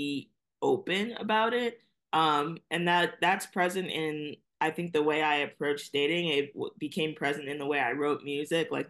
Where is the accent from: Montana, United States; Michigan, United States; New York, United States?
New York, United States; New York City; also born or lived in Brooklyn, New York; I'm here in Brooklyn, New York, but I was raised in Staten Island, New York.